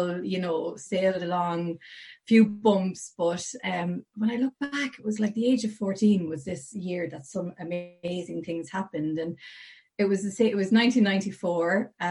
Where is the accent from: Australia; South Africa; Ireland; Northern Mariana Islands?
Ireland; Portlaoise, Leinster; I was born and reared in Portlaoise, County Laois, right in the middle of Ireland